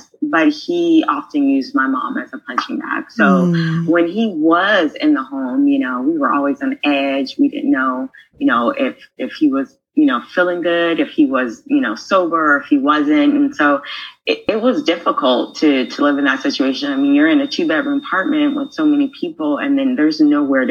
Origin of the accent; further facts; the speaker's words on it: San Diego, California, United States; growing up in San Diego